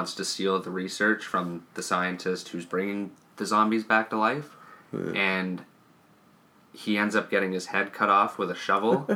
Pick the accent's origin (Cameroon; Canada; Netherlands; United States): Canada; we're Canadian.